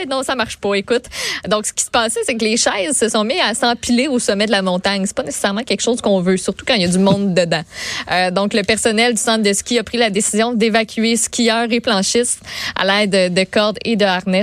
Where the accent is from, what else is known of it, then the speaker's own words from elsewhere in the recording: Quebec, Canada; on est des Québécois